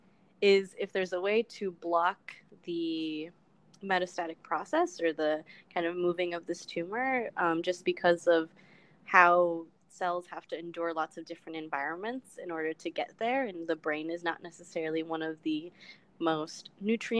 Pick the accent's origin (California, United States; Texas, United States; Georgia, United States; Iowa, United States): California, United States; Los Angeles; moved away; I am from Los Angeles, California. My parents are from El Salvador